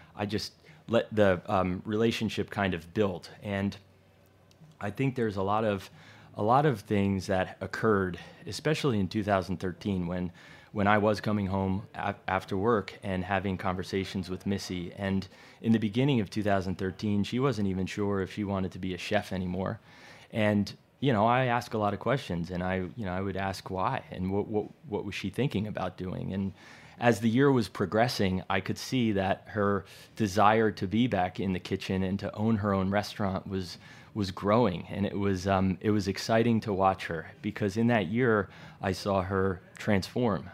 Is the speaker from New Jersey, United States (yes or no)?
yes; Jersey Shore, New Jersey, United States; moved away as an adult; also born or lived in Virginia; now in New York, United States; I grew up in New Jersey, the Jersey Shore